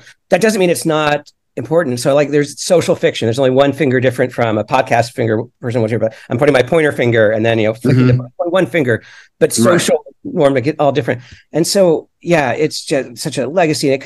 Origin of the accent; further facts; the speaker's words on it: Florida, United States; I grew up in Florida.